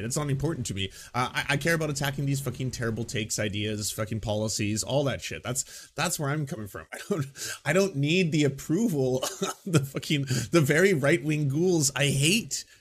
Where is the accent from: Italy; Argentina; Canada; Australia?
Canada; I'm a Canadian